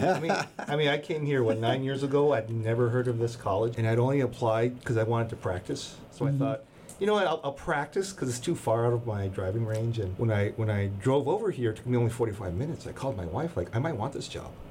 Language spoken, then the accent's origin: English; Los Angeles, California, United States; I'm from East